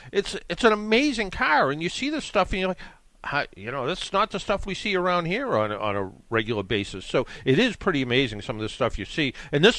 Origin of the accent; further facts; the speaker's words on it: New England, United States; I'm from New England